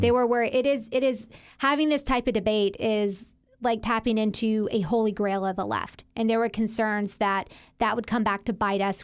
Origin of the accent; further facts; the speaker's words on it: Mississippi, United States; accent: Southern; moved away as an adult; also born or lived in Washington, D.C.; I'm from there. I grew up there, went to elementary school, middle school